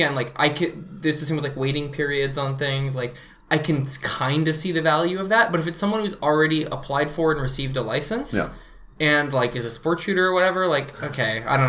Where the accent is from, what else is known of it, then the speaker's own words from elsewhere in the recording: United States; now in Canada; I grew up in the States